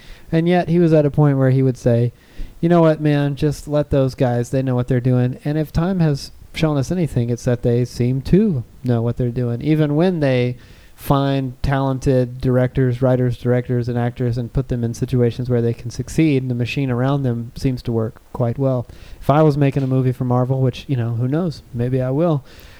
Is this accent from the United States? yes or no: no; England, United Kingdom; I'm from England.